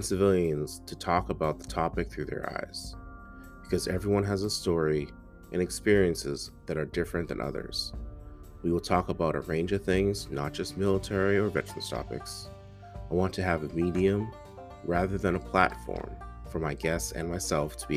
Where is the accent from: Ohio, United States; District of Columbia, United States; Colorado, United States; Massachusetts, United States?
Massachusetts, United States; Boston; also born or lived in Tennessee; I was born and raised in Boston, Mass